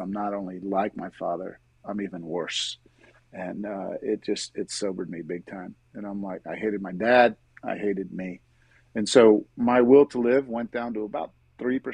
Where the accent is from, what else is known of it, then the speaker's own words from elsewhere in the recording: Miami, Florida, United States; also born or lived in Pittsburgh, Pennsylvania / Jacksonville, Florida; I grew up in Miami